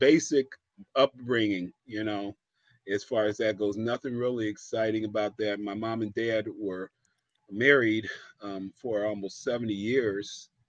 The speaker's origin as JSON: {"language": "English", "town": "Medina", "region": "Ohio", "country": "United States", "tie": "born or raised there", "said": "I grew up in a small town, about a little bit south of Ohio, Cleveland, Ohio. The city that everybody jokes about, but this little town was called Medina, small little town. And I grew up a Baptist."}